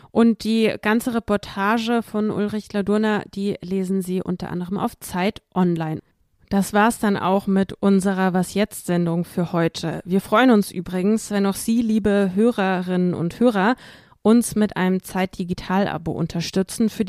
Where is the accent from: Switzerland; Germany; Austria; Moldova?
Moldova; German is a second language; Ich komme ja selbst aus Moldau und das letzte Mal war ich im vergangenen Mai dort, also fast ein ganzes Jahr ist das her.